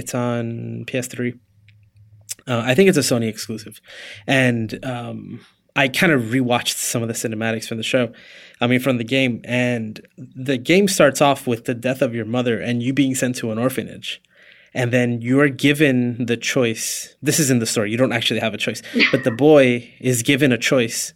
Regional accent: Puerto Rico; moved away; I was born in Puerto Rico.

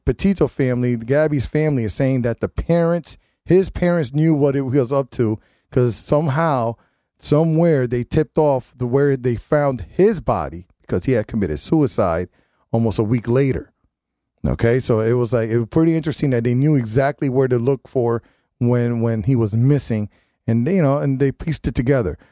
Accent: New Haven, Connecticut, United States; I was born and raised in New Haven

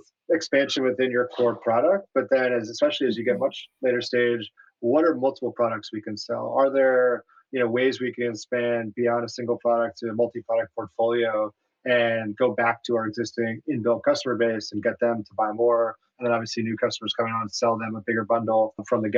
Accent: New York City, New York, United States; I am a very proud native New Yorker.

